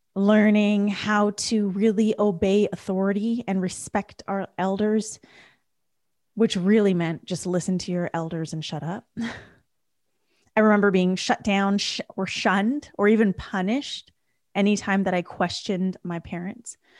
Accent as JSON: {"language": "English", "country": "Canada", "tie": "born or raised there", "said": "I was raised in Canada. My parents were raised in India."}